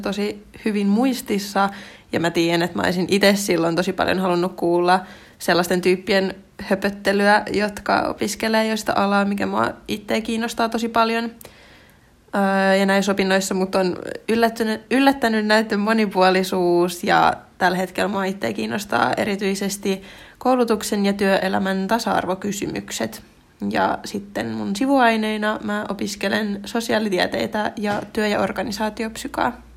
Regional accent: Turku, Southwest Finland, Finland; moved away as an adult; now in Helsinki, Finland; olen itse Turusta kotoisin

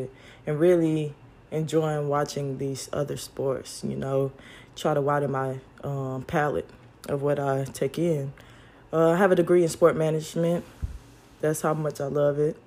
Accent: Carrollton, Georgia, United States; I am from Carrollton, Georgia, small little town, city out in West Georgia. And like growing up there, I have a lot of great memories

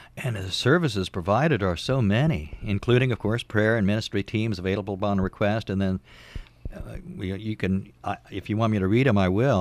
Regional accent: Indiana, United States; here in my home state

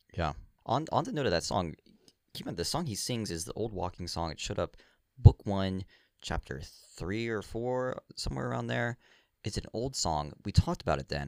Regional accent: Virginia, United States; now in New England, United States; I grew up down here. I grew up in Virginia.

